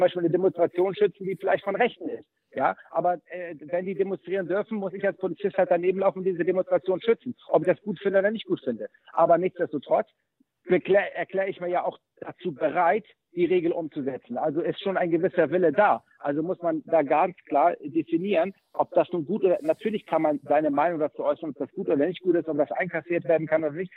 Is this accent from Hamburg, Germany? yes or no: yes; Hamburg, Germany; ich bin in Hamburg-Möllmannsberg aufgewachsen, in einem Stadtteil mit hoher äh, Ausländerrate